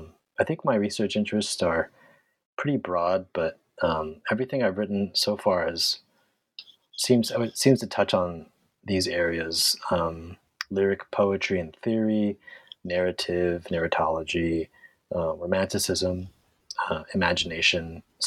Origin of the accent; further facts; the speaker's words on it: San Francisco, California, United States; I grew up in San Francisco.